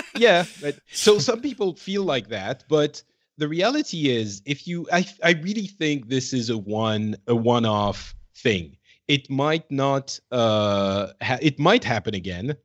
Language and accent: English; France; now in Finland